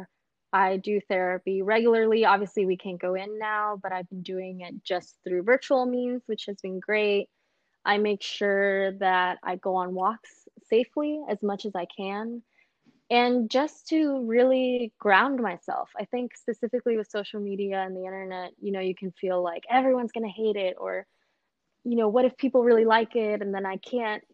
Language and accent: English; Los Angeles, California, United States; growing up in South Central Los Angeles